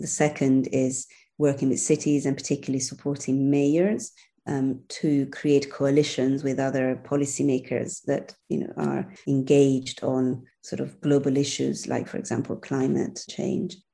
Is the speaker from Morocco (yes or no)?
no; Milan, Lombardy, Italy; moved away as an adult; also born or lived in Brussels / Amsterdam / Rome; now in London, United Kingdom; I was born and bred in Milan.